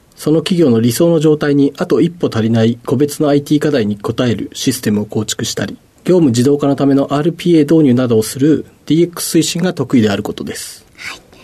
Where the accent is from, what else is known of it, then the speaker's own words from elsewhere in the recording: Yokohama, Kanagawa, Japan; 出身は、えーと、横浜市の保土ヶ谷区でして